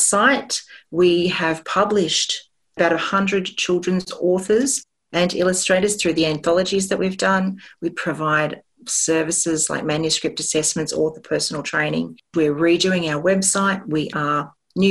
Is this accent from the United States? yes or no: no; Sydney, New South Wales, Australia; growing up in the Sutherland Shire